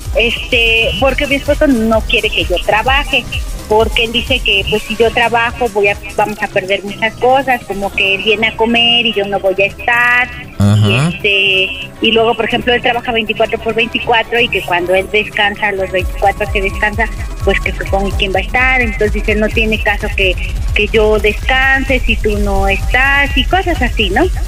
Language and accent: Spanish; Mexico City, Mexico; now in Tlaxcala, Mexico; yo soy de allá, de México. Bueno, yo nací en México, pero ya tiene muchos años que vivo aquí en, Tlaxcala